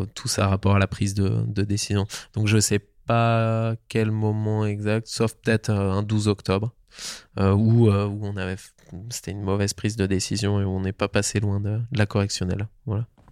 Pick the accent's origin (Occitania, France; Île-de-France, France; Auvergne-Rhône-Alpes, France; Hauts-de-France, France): Auvergne-Rhône-Alpes, France; Tignes; j'ai grandi donc à, à Tignes, aux portes du parc national de la Vanoise